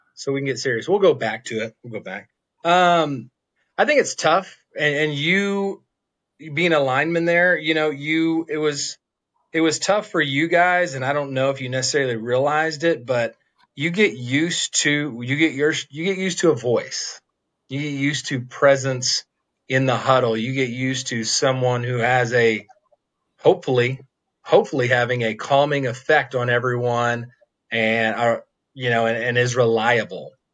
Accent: Stillwater, Oklahoma, United States; I grew up in Stillwater.

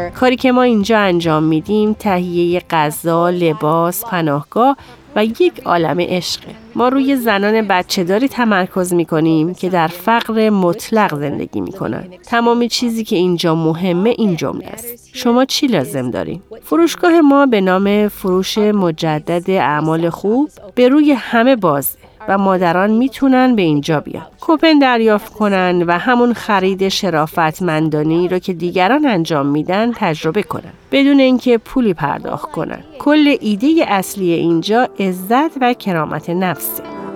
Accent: Dearborn, Michigan, United States; من در قسمت جنوبی دیربورن خارج از دیترویت بزرگ شدم

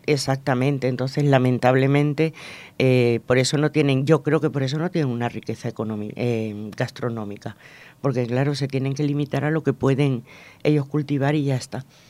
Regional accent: Venezuela; now in Spain; yo nací en Venezuela

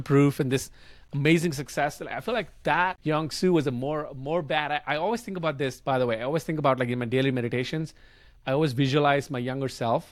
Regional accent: India; English is a second language; moved away as an adult; my English was terrible back then 'cause I grew up in India

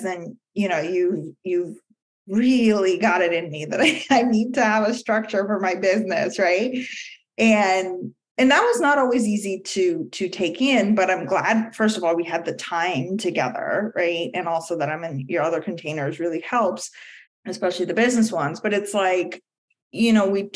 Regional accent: India; moved away; I grew up in India

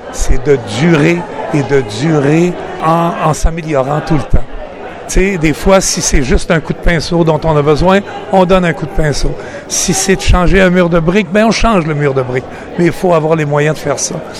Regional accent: Burundi; now in Canada; Je suis originaire du Burundi

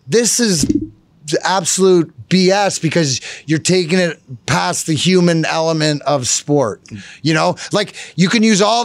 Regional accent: Canada; now in Detroit, United States; I'm Canadian

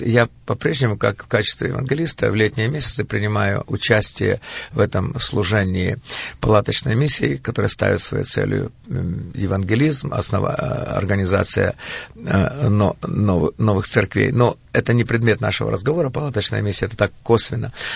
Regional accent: Kirovohrad, Kirovohrad Oblast, Ukraine; я родился в Украине, в городе Кировограде, в семье потомственных верующих

